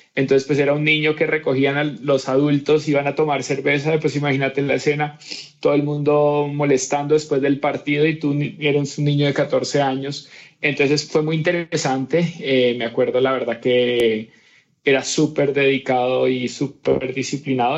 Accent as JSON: {"language": "Spanish", "town": "Cali", "region": "Valle del Cauca", "country": "Colombia", "tie": "born or raised there", "said": "niño pues nací en Cali, Colombia"}